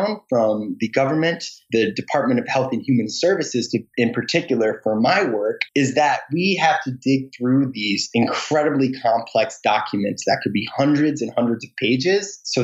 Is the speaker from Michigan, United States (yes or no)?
yes; Michigan, United States; moved away; also born or lived in Washington, D.C.; I grew up in the Midwest